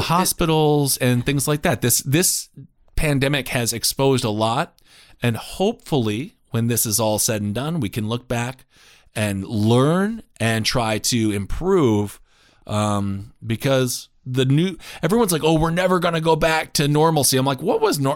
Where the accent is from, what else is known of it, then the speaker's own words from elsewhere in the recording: Wisconsin, United States; my home state, Wisconsin